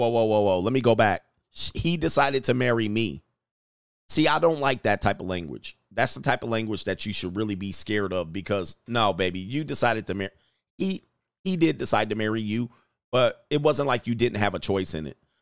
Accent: Los Angeles, California, United States; I grew up in the San Fernando Valley near Burbank and Glendale

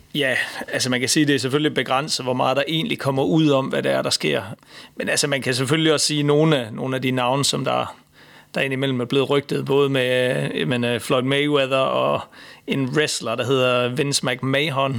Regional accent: Denmark; som dansker

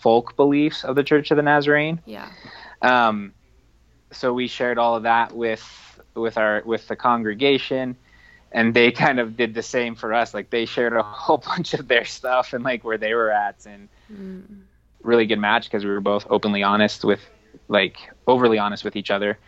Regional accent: Front Range, Colorado, United States; now in Durango, United States; I grew up on the Front Range

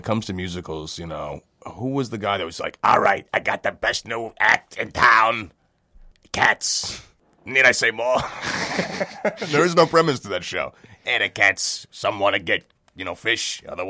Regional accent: Brooklyn, New York, United States; I'm from Brooklyn, actually.

